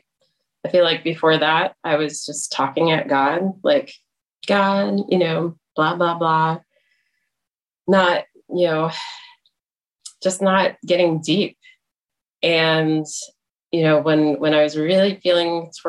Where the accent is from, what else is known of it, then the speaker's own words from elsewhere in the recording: East Lansing, Michigan, United States; moved away as an adult; also born or lived in Indiana / North Carolina; now in Indianapolis, United States; I grew up in East Lansing, Michigan